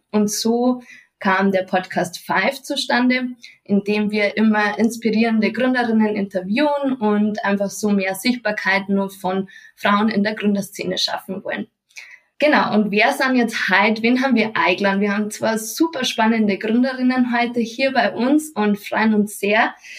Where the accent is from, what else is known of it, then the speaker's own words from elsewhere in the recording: Munich, Bavaria, Germany; komme ich aus Bayern und zwar aus München